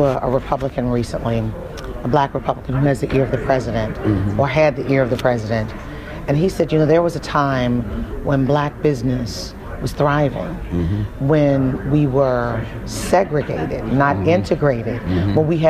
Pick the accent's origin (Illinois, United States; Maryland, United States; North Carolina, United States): Maryland, United States; Baltimore; I'm from Baltimore. Baltimore is a huge renters community.